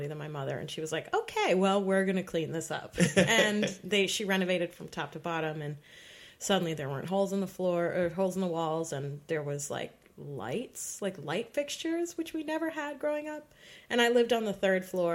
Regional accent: New York City, New York, United States; I grew up in Park Slope

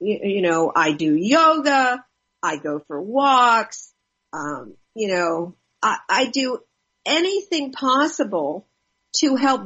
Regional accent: Los Angeles, California, United States; I grew up in West

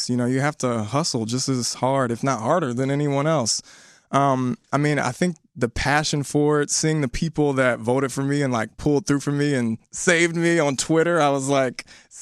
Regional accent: Richmond, Virginia, United States; I'm originally from Richmond, Virginia. Born and raised

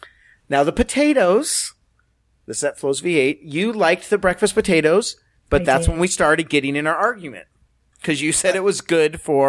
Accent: the South, United States; from the South, but I did put a picture of, I don't have any financial relationship with Chick-fil-A.

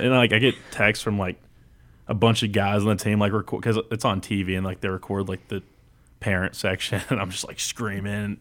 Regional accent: Houston, Texas, United States; moved away; I'm from Houston

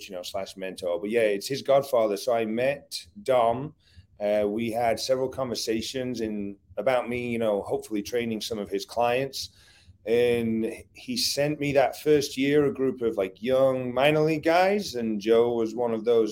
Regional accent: England, United Kingdom; moved away as an adult; now in United States; I grew up in England

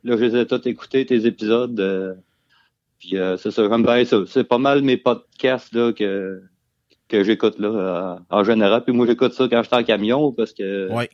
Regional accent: Beauce, Quebec, Canada; moved away as an adult; now in Coaticook, Canada; originairement, je viens de la Beauce

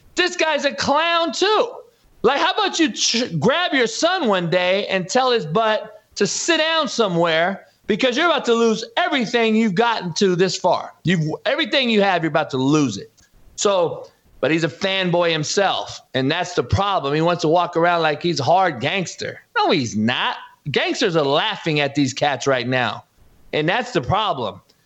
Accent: Compton, California, United States; I'm from Compton, not South Central.

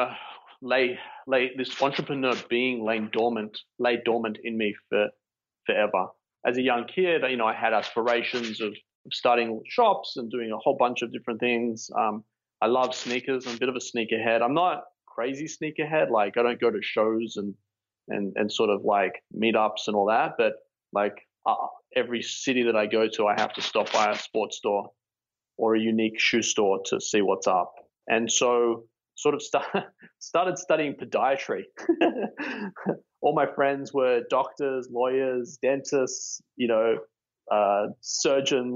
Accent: Sydney, New South Wales, Australia; moved away as an adult; also born or lived in Melbourne; I was born and raised in Sydney, Bondi Beach, or North Bondi.

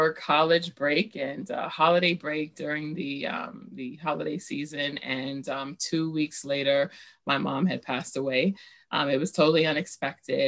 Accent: New York City, New York, United States; I grew up in Bushwick, Brooklyn

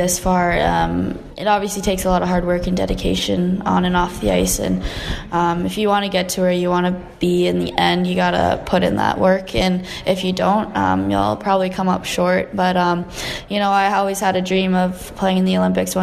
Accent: Kitchener, Ontario, Canada; growing up playing hockey in my hometown

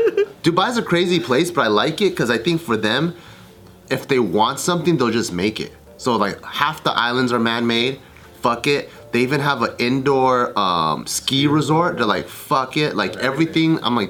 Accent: Taiwan; born there; So when I go to like I was born in Taiwan, right? And every time I go to Taiwan in the summer, I feel like I'm gonna die without AC.

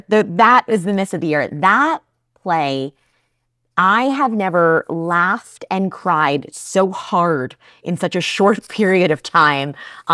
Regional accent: New Jersey, United States; I'm a Jersey girl. We're tough. We're unsweetened iced tea people here.

